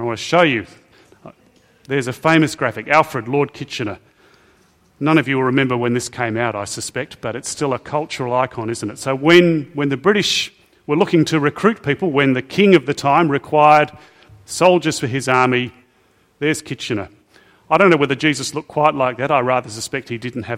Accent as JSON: {"language": "English", "country": "Australia", "said": "I have sometimes felt ashamed as an Aussie"}